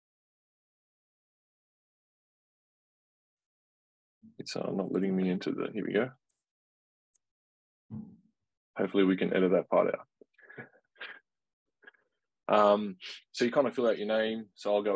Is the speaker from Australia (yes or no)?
yes; Australia; I was born in Australia.